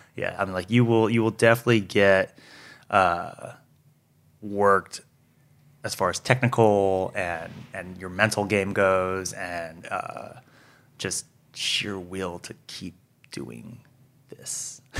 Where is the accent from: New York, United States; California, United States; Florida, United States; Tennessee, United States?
California, United States; Monterey Park; also born or lived in Fullerton; I grew up in SoCal, grew up in Monterey Park